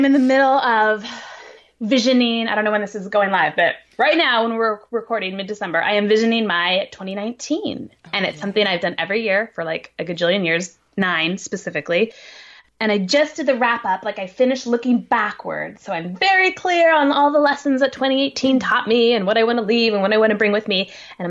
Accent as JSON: {"language": "English", "town": "Helena", "region": "Montana", "country": "United States", "tie": "born or raised there", "moved": "yes", "lives_now": "San Luis Obispo, United States", "said": "the one I grew up with in Helena, Montana."}